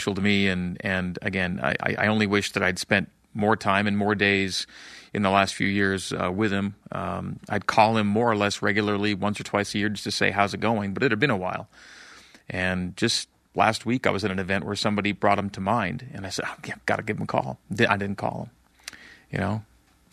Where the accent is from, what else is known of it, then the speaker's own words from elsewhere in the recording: Canada; now in Utah, United States; growing up in Canada